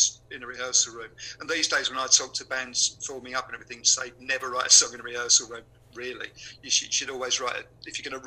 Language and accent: English; Upminster, London, United Kingdom; We lived in a place called Upminster, which is probably 20 miles out of London